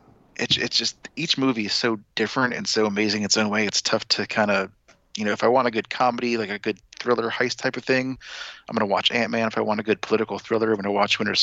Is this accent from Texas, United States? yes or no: no; New York, United States; I was born in New York.